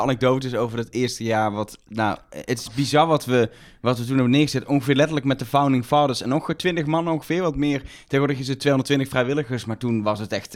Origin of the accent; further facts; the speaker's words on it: 's-Hertogenbosch, North Brabant, Netherlands; moved away as an adult; also born or lived in Enschede; Ik kom uit Den Bosch.